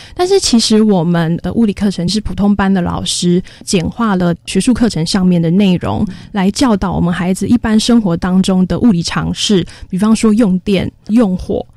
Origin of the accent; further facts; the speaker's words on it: Taoyuan, Taiwan; also born or lived in Kaohsiung; 我是桃园人，所以我在隔年我还是以家乡的教职目标为主啦